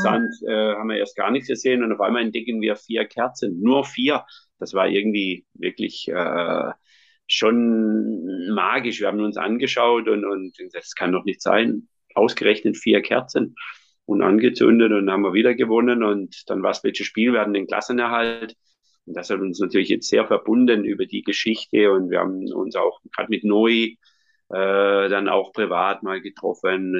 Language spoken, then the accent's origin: German; Schonach, Baden-Württemberg, Germany; ich bin katholisch, auch so erzogen worden, bei uns in Schonach